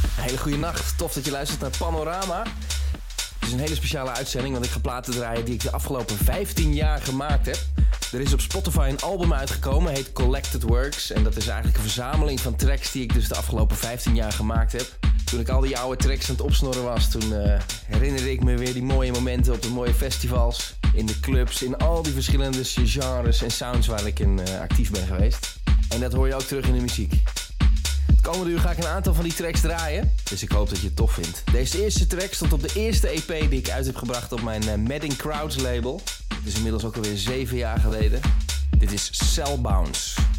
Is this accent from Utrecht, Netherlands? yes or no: yes; Vianen, Utrecht, Netherlands; vernoemd naar de straat waar ik opgegroeid ben in Vianen